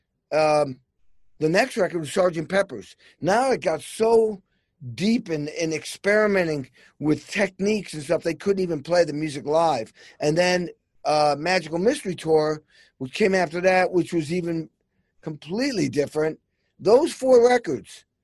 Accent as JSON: {"language": "English", "region": "Massachusetts", "country": "United States", "tie": "born or raised there", "said": "I grew up in Massachusetts"}